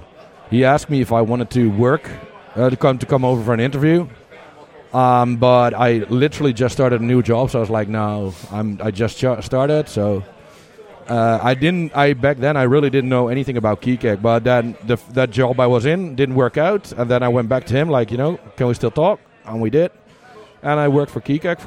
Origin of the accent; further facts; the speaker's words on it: Netherlands; I'm from the Netherlands